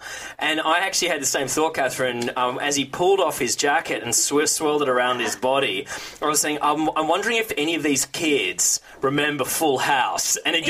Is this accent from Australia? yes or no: yes; Australia; I'm from Australia.